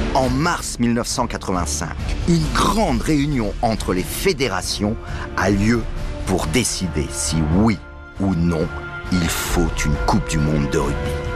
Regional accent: France; on est français

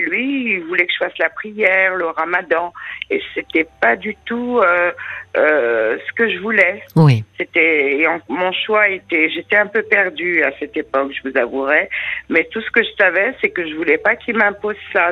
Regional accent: France; j'ai la binationalité, mais je suis quand même française

